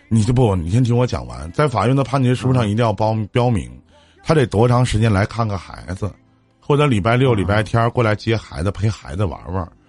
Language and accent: Chinese; Shenyang, Liaoning, China; also born or lived in Liaoyang; 我是沈阳的